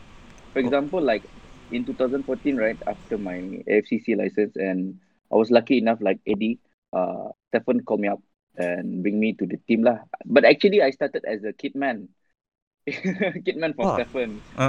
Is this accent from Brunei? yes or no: yes; Brunei; I come from Brunei